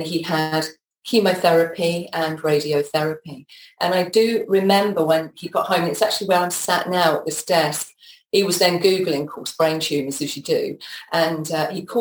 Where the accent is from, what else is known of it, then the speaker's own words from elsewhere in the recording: Peterborough, East of England, United Kingdom; moved away as an adult; also born or lived in London; I grew up in Peterborough